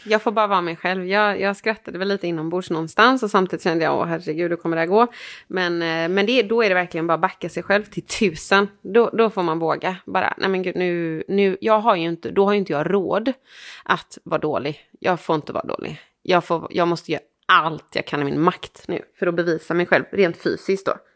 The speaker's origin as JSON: {"language": "Swedish", "country": "Sweden", "said": "Jag är från eh, Sweden"}